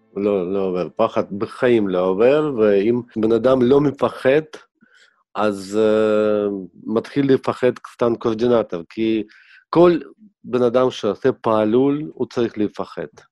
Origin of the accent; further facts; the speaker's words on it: Kyiv, Ukraine; now in Israel; אני נולדתי בכיף, הייתה לנו סטודיה של דובז'ן